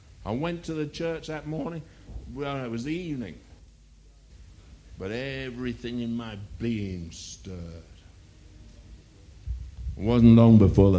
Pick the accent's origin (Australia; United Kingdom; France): United Kingdom; England; I'm an Englishman